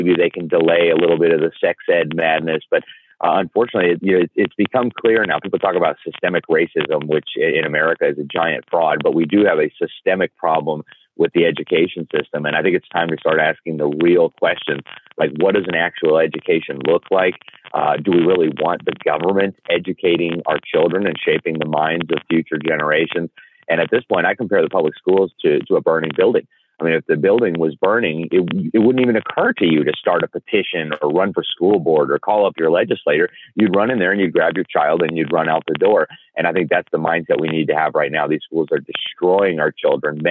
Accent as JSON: {"language": "English", "country": "Mexico", "tie": "born or raised there", "moved": "yes", "lives_now": "United States", "said": "having grown up in Mexico"}